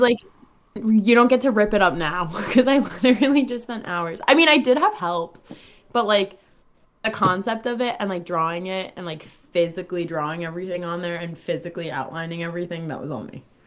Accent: Long Island, New York, United States; moved away as an adult; now in Miami, United States; I moved from New York right to South Florida, literally the second after graduation

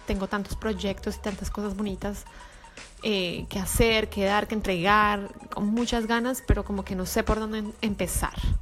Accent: Colombia; now in Miami, United States; soy colombiana, vivo en Miami

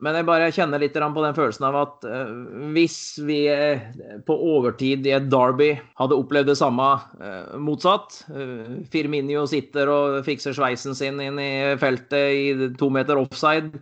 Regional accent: Valdres, Innlandet, Norway; moved away as an adult; now in Bergen, Norway; Kommer ifra Valdres. Bodd i Bergen i 22 år nå.

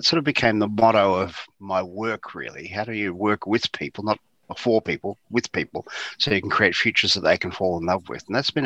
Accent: Geelong, Victoria, Australia; I grew up in Geelong, as you said, in East Geelong near Eastern Park

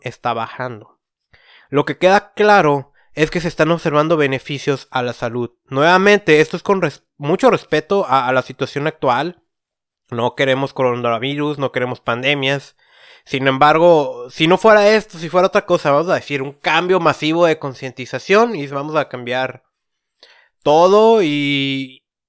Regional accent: Tijuana, Baja California, Mexico; yo que vengo de Tijuana, que se habla que es una ciudad muy, violenta

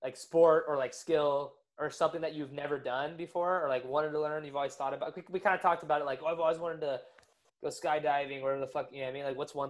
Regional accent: Orange County, California, United States; now in Hawaii, United States; I'm from Orange County

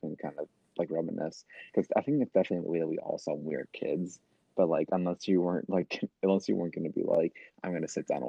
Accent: Wisconsin, United States; we're from Wisconsin.

